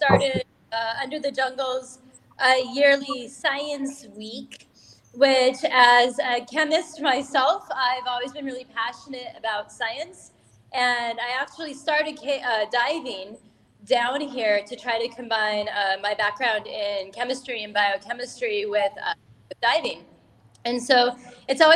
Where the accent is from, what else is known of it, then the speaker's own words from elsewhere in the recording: Southern California, United States; moved away as an adult; now in Mexico; I'm originally from Southern California, but I've been here in Mexico for 14 years.